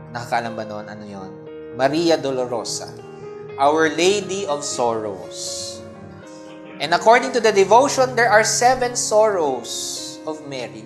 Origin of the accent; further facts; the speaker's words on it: Philippines; ating consciousness bilang Pilipino